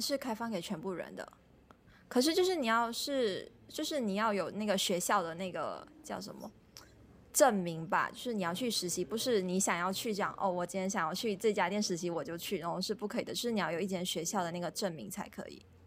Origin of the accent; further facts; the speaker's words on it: Malaysia; moved away as an adult; also born or lived in France; je suis malaisienne